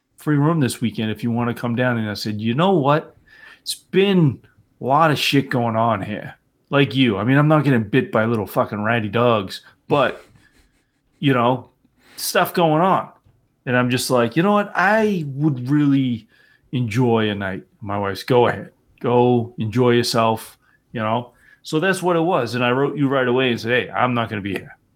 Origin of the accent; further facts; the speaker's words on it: near Boston, Massachusetts, United States; I grew up near Boston, but I'm not from Boston